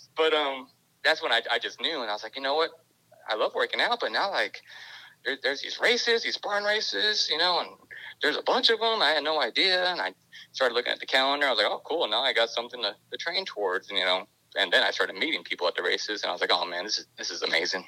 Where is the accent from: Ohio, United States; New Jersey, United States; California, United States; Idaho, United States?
California, United States; also born or lived in Texas; I grew up in California until I was about you know 10 or 11